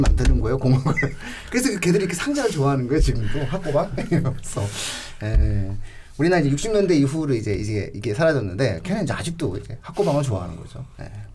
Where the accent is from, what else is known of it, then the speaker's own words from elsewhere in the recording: Pyeongtaek, Gyeonggi Province, South Korea; 제가 경기도 평택 출신이다 보니까